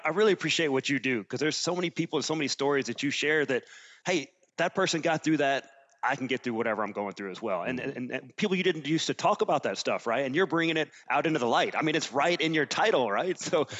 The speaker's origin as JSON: {"language": "English", "region": "Alabama", "country": "United States", "tie": "born or raised there", "also_born_or_lived": "Germany / Virginia / Ireland", "said": "You know, I'm from Alabama. We moved around a little bit, lived in Germany for a couple of years."}